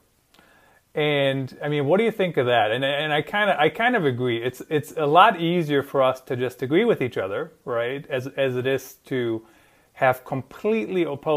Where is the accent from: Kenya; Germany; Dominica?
Germany; moved away; I grew up in Germany, and we're pretty to the point